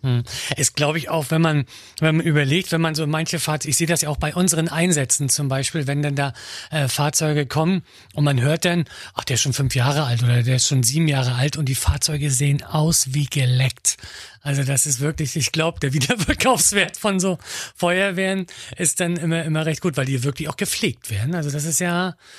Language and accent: German; Mecklenburg-Vorpommern, Germany; Ganz, ganz viele Dörfer, aber auch Kleinstädte bei uns in Mecklenburg-Vorpommern